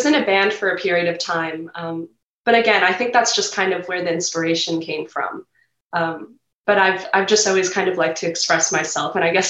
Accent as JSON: {"language": "English", "town": "Setauket", "region": "New York", "country": "United States", "tie": "born or raised there", "said": "So I'm in Setauket. I'm in the Setauket area."}